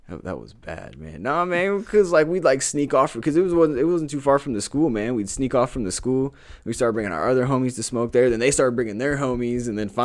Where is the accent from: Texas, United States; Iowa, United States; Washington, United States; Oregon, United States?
Texas, United States; Houston; I know I told a lot of people I'm from Houston. I mean, I call myself from Houston, bro, because that's where, like, the birth of me, I feel like the birth of, like, who I really was came out living down there